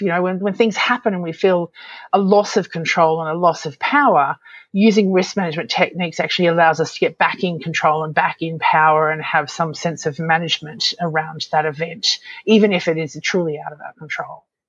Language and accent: English; Australia; I'm an Aussie